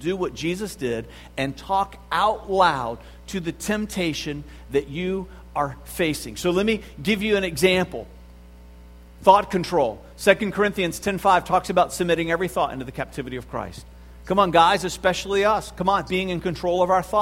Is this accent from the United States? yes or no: yes; the South, United States; I grew up in the South